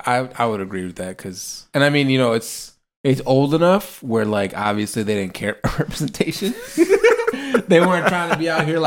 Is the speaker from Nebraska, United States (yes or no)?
yes; Nebraska, United States; I'm from Nebraska